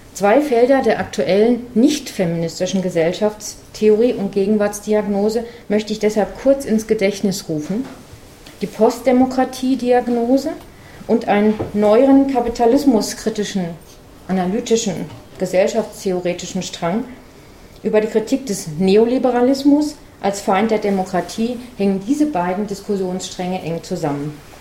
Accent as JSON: {"language": "German", "town": "Frankfurt am Main", "region": "Hesse", "country": "Germany", "tie": "born or raised there", "said": "in meiner Heimatstadt Frankfurt am Main"}